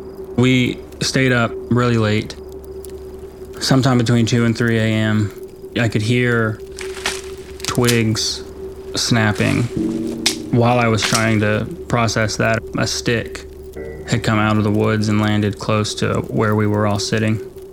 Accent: West Virginia, United States; I grew up on the Ohio River in West Virginia. I had a lot of friends right across the river in Ohio.

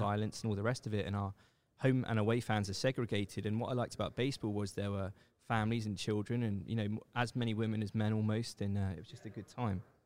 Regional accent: England, United Kingdom; moved away as an adult; also born or lived in Seoul, South Korea; I grew up in England, and I, I left England when I was twenty-nine years old for South Korea

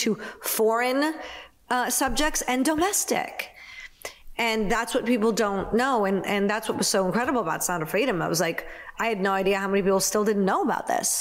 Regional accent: Naperville, Illinois, United States; Naperville, which is my hometown

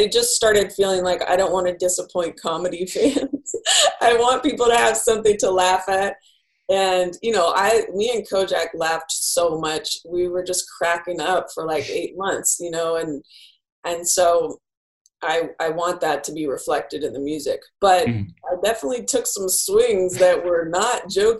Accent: Bay Area, California, United States; I grew up in the Bay Area

